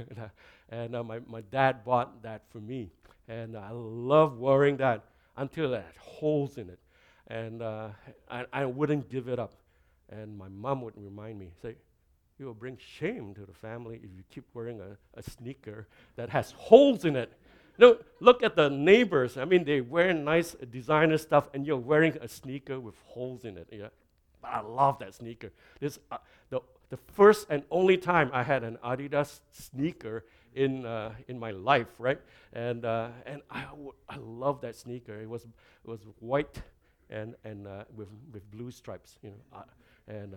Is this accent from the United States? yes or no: no; Malaysia; now in Canada; I come from Malaysia, and I've been in Canada a long, long time.